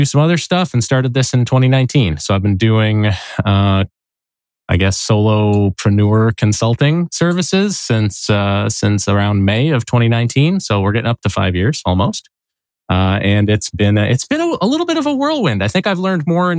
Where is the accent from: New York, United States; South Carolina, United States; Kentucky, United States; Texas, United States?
New York, United States; Syracuse; moved away as an adult; also born or lived in Fayetteville, New York / Manlius, New York / Chittenango, New York; now in Rochester, United States; I actually grew up not far from here. I grew up in Syracuse, or just outside of Syracuse